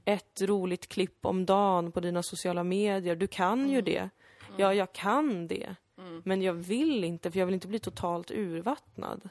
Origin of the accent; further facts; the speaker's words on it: Sweden; Jag kallar mig själv invandrare, jag, jag är född här